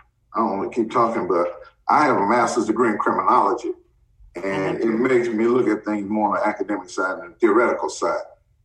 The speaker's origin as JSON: {"language": "English", "town": "Jackson", "region": "Mississippi", "country": "United States", "tie": "born or raised there", "said": "I was born on Dansby Street, down the street from Jackson State."}